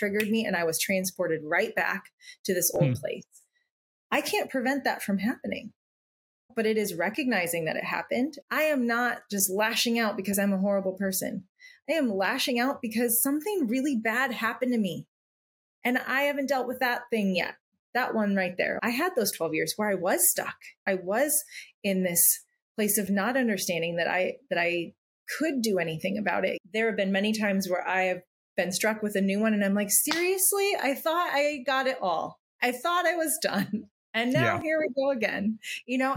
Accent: Midwest, United States; now in California, United States; I grew up in the Midwest

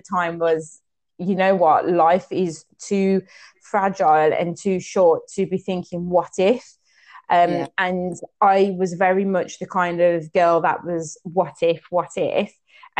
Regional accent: English Cypriot, England, United Kingdom; I'm pretty English Cypriot

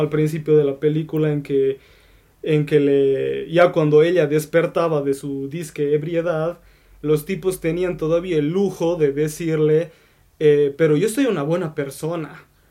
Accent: Bolivia; aquí yo soy el único de Bolivia

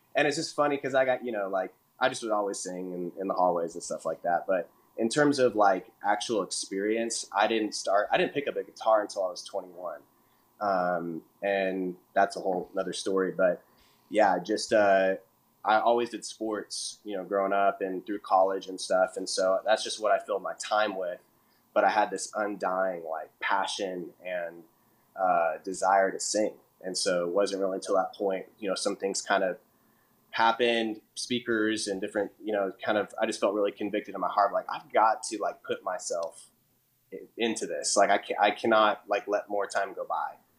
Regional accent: Portland, Oregon, United States; moved away as an adult; also born or lived in Illinois; now in Nashville, United States; I'm originally from Portland, Oregon, which is pretty far uh, away from Nashville. But yeah, I was born and raised out there

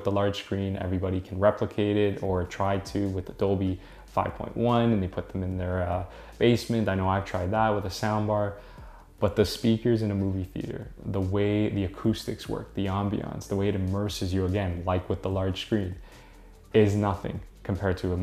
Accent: Toronto, Ontario, Canada; I'm from Toronto

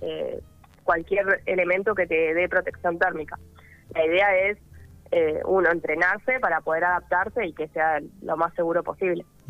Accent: Viedma, Río Negro, Argentina; soy de Viedma y mm, siempre nadé en el río

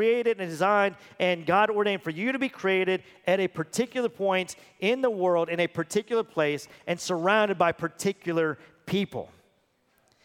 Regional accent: Texas, United States; I'm a born and bred U.S. citizen. I'm a Texan at that.

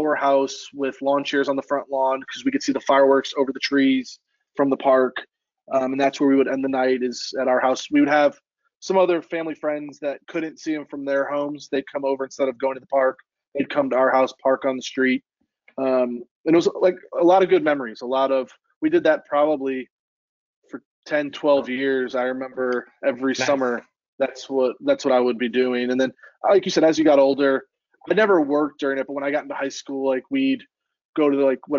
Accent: Cleveland, Ohio, United States; we grew up about 20-25 minutes outside Cleveland, in a small suburb. So we still, like people ask, we say we're from Cleveland

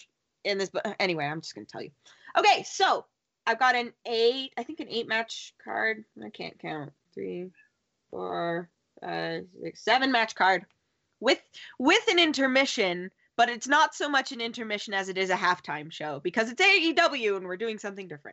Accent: Southern Canada, Canada; accent: Southern but Canadian; I am from Southern Canada.

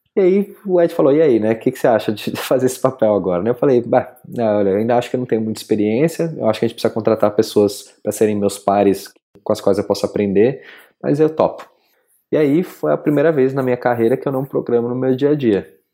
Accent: São Paulo, Brazil; moved away as an adult; also born or lived in Berlin; Eu saí de São Paulo quando estava com 24

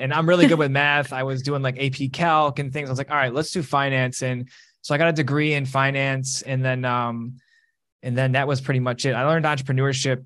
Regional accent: Detroit, Michigan, United States; moved away as an adult; also born or lived in East Lansing, Michigan / Los Angeles, California / Pasadena, California; I grew up in Detroit

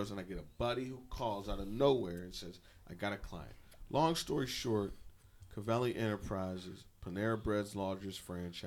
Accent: Pittsburgh, Pennsylvania, United States; I'm from Pittsburgh

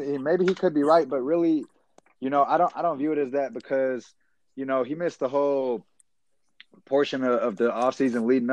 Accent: San Diego, California, United States; I'm from San Diego, California

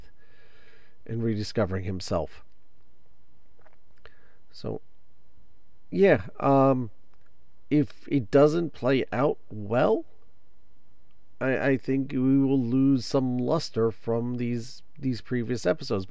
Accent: New Jersey, United States; I am a New Jersey guy. I'm a New Jersey guy. I live in New Jersey. I was born in New Jersey

